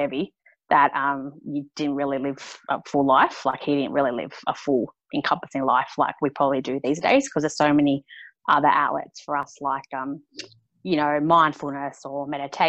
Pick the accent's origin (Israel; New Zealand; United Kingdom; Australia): Australia; Queensland; also born or lived in New South Wales; I was born in New South Wales and we moved to Queensland when I was 8.